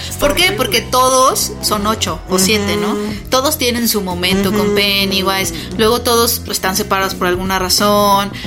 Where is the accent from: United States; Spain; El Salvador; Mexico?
Mexico; Mexico City; De la Ciudad de México